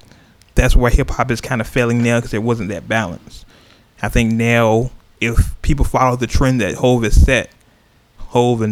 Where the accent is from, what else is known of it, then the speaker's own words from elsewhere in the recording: Oakland, California, United States; We all know where I'm from. we all know. East Oakland, town business